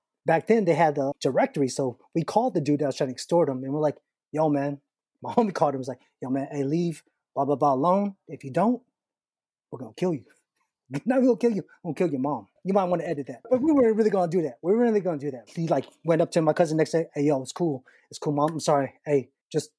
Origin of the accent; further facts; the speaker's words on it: United States; I always saw myself as an Asian American